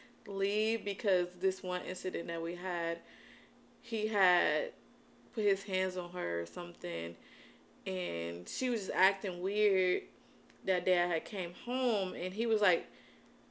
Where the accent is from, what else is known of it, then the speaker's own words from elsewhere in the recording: Albion, Michigan, United States; moved away as an adult; also born or lived in Ypsilanti; My mom stayed in my hometown, which is Albion, and all my family was there